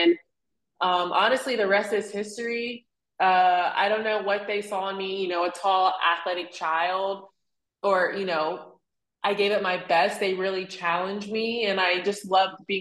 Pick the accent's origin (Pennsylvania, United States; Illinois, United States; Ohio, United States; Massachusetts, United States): Ohio, United States; Cincinnati; I was born and raised in Cincinnati, Ohio